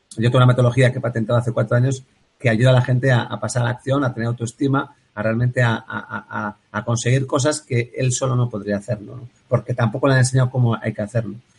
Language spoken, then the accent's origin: Spanish; Bilbao, Basque Country, Spain; yo soy de Bilbao